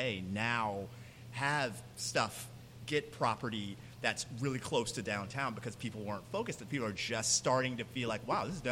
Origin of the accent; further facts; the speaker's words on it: Tampa, Florida, United States; also born or lived in Atlanta; So we're both from Tampa. We both lived here significant periods of time, 70s, 80s, 90s